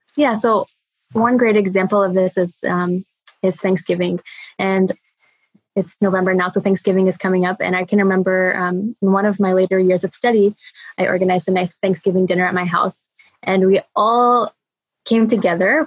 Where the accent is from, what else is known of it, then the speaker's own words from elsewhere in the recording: United States; moved away as an adult; also born or lived in Germany; as an American